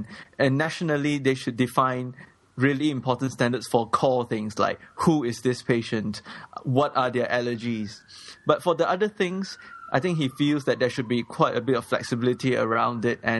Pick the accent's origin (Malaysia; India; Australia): Malaysia; I'm Malaysian.